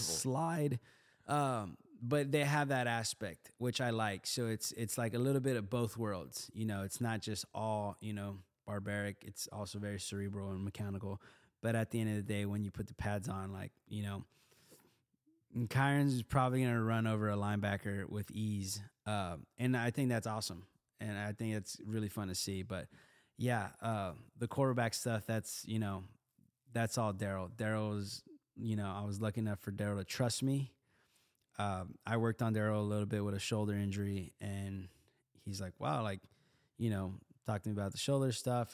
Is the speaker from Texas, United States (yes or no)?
yes; Houston, Texas, United States; I grew up in Houston on the East Side